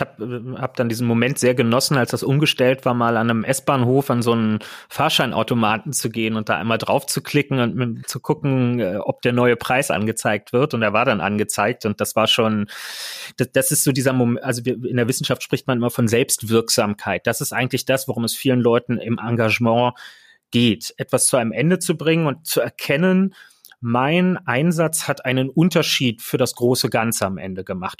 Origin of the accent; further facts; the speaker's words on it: Berlin, Germany; Ich bin ein Kind des Berliner Südwestens ähm, und merke auch, wie sehr mich speziell diese Ecke der Stadt äh, prägt